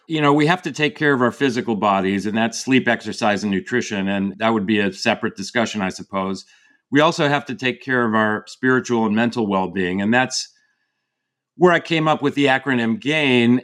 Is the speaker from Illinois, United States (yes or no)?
yes; outside of Chicago, the Midwest, Illinois, United States; now in California, United States; I grew up in the Midwest outside of Chicago